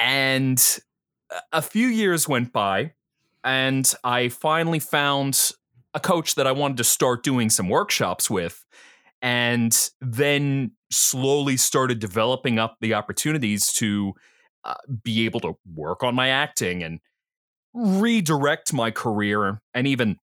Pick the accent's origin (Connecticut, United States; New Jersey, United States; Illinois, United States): New Jersey, United States; accent: Philly; Oh, I'll tell you is the funny thing that I'm from New Jersey, but I'm from South Jersey. So if I got anything, it's a Philly accent where you drink your water and then you have a cup of coffee.